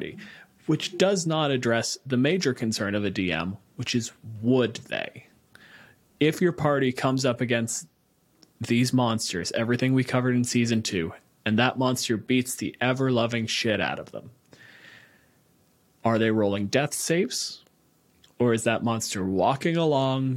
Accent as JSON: {"language": "English", "country": "Canada", "said": "I'm a physicist from Canada"}